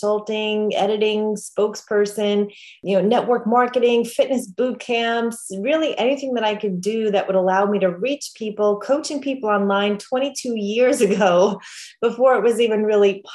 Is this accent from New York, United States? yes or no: yes; New York, United States; I grew up in New York